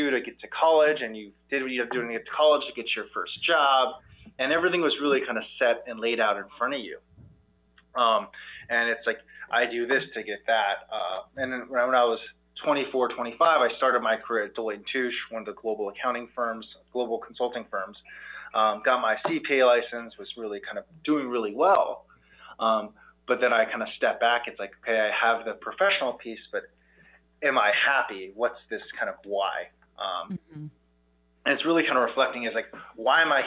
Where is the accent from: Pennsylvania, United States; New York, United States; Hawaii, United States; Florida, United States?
Hawaii, United States; being born and raised in Hawaii